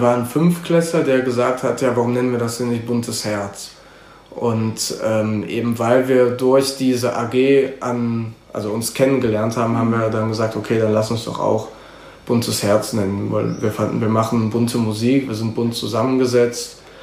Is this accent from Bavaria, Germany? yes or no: no; Cologne, North Rhine-Westphalia, Germany; ich bin in Köln geboren, 1994, ähm, wohne seitdem in Mauenheim.